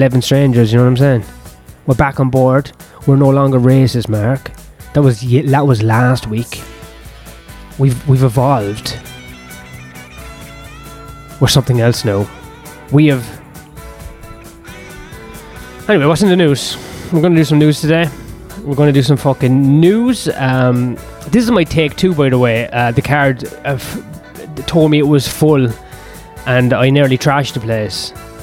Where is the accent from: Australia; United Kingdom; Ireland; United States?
Ireland; As an Irishman